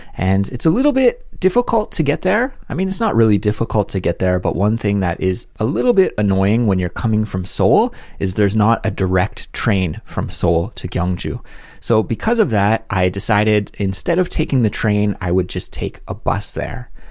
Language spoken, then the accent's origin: English; Canada; now in South Korea